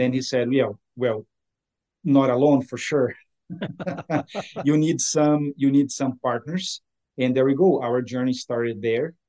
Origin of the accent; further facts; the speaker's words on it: Brazil; moved away as an adult; now in Ottawa, Canada; I was born in Brazil, uh, so South America, hmm. and uh, I came to Canada 20, uh, 21 years ago